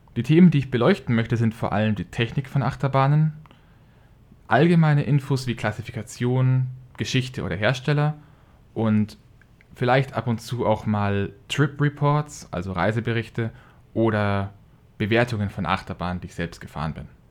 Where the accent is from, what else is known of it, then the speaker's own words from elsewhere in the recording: Franconia, Bavaria, Germany; accent: Franconian dialect; now in Regensburg, Germany; dass ich in ein wenig Dialekt abfalle. Ich komme eigentlich aus Franken.